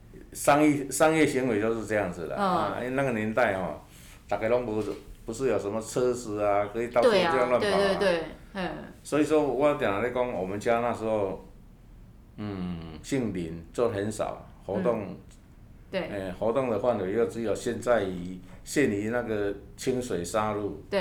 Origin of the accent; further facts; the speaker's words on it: Dajia, Taichung, Taiwan; also born or lived in Qingshui, Taichung / Ruifang; 那其实我们是，嗯，土生土长一直在台中，